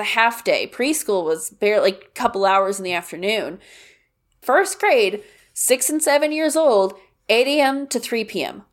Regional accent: Kansas, United States; I grew up in Kansas

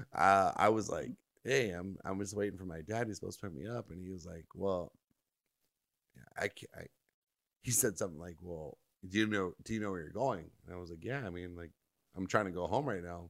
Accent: Orange County, California, United States; where I grew up in Orange County

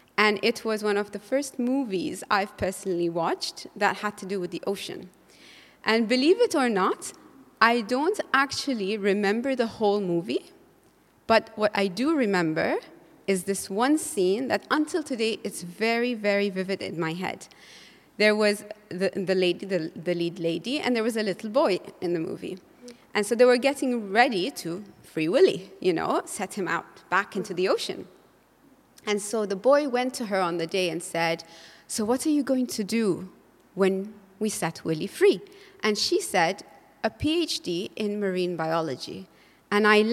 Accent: Bahrain; I was growing up in Bahrain in the 90s. Like every Bahraini child, the shores was my playground.

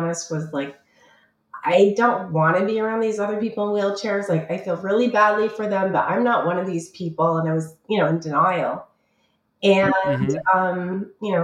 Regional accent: Canada; moved away; also born or lived in Toronto; I'm Canadian originally

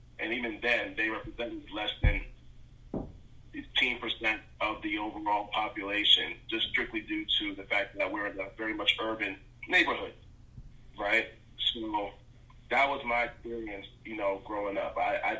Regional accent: Newark, New Jersey, United States; I'm from Newark, New Jersey. So from kindergarten all the way up until I went to college, I was in the majority when it came to, you know, race in school.

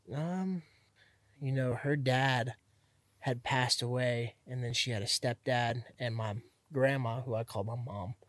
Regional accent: Miami, Florida, United States; also born or lived in Hialeah; now in Central Florida, United States; Miami, not here, not Central Florida, but yeah, Miami

